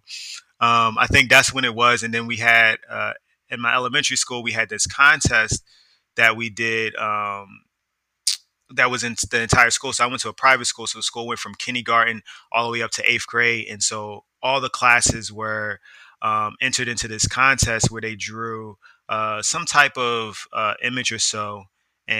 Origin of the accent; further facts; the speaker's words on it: Philadelphia, Pennsylvania, United States; also born or lived in DMV (Washington, D.C. metropolitan area); now in Washington, D.C. area, United States; I'm originally from Uptown, West Oak Lane, to be exact, area of Philadelphia